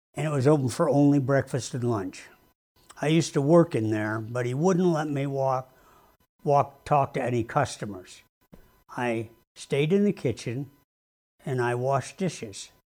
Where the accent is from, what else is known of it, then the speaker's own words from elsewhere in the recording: Syracuse, New York, United States; I grew up in Syracuse, New York